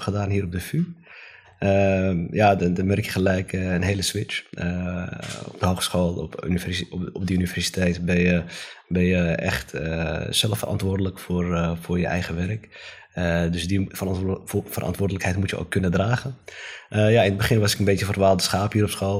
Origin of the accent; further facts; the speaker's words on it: Amsterdam, North Holland, Netherlands; ik ben opgegroeid in Amsterdam-Osdorp.